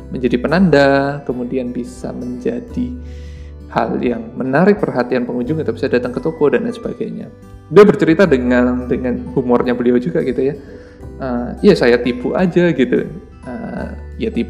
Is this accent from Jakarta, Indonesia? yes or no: no; Surabaya, East Java, Indonesia; saya tahu Pak Emil itu awalnya saat di Surabaya pada saat itu di kota saya sedang dibangun sebuah apa ya toko buku